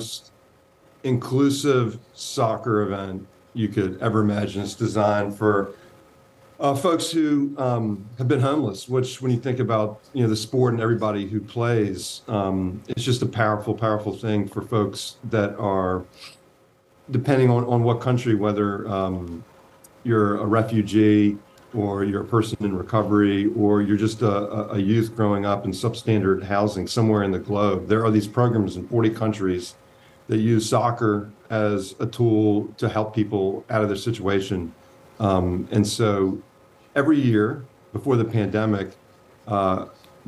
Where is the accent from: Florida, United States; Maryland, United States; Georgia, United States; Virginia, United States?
Virginia, United States; I'm not from the Philly area. I grew up in Virginia.